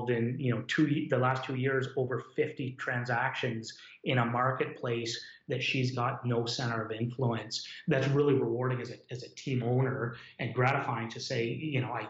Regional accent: Hamilton, Ontario, Canada; also born or lived in Dundas, Ontario; I grew up in Hamilton or Dundas.

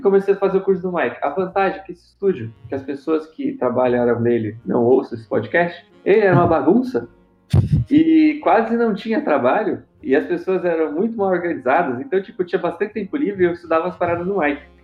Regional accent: São Paulo, Brazil; Eu sou aqui de São Paulo

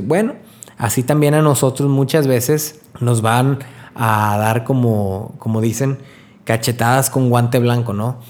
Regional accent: Río Bravo, Tamaulipas, Mexico; Estoy viviendo en Río Bravo, de donde soy, Río Bravo, Tamaulipas

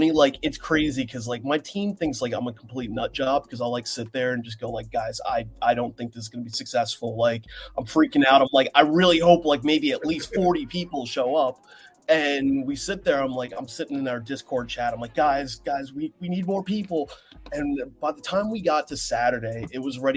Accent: Seattle, Washington, United States; I'm from Seattle.

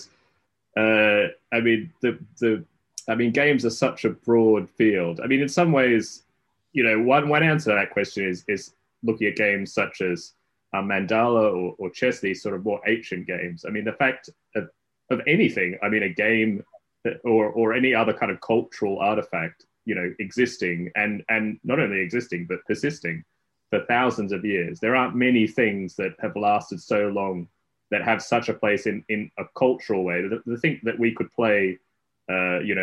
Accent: Australia; moved away as an adult; now in Cambridge, United Kingdom; I'm originally Australian and grew up there

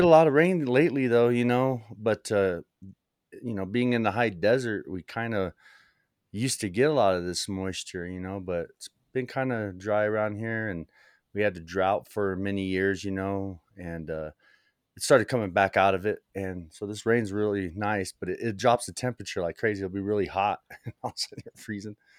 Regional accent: New Mexico, United States; also born or lived in El Paso, Texas / Las Cruces, New Mexico; now in Santa Fe, United States; I was born in El Paso and sort of made my way up through New Mexico, ending up here in Santa Fe, New Mexico.

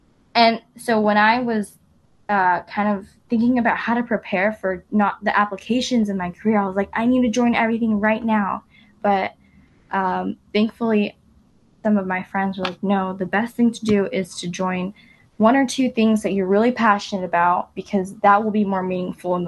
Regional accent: Irvine, California, United States; I grew up in Irvine

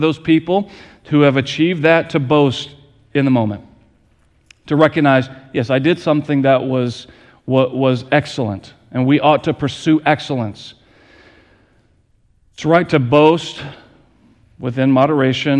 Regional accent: Lancaster, United States; moved away; Kelly and I, we grew up in Lancaster with a community center that was built when my grandmother was in elementary school

